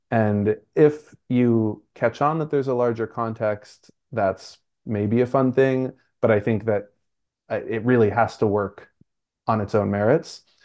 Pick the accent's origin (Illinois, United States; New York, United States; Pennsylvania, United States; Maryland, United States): New York, United States; New York City; I'm from Brooklyn, so scaffolding is up all the time, everywhere